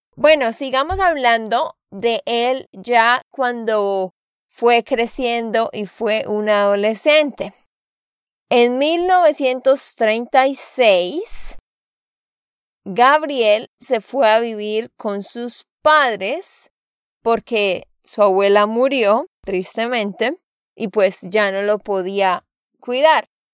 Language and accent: Spanish; Santander, Colombia; de Santander, Colombia